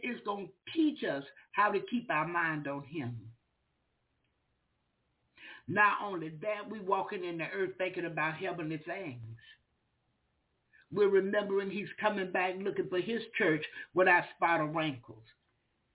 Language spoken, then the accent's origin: English; the South, United States; I'm from the South